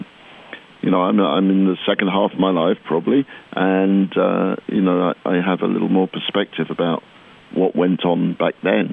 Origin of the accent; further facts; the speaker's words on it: Crawley, South East England, United Kingdom; we grew up in Crawley, which is about 25 miles south of London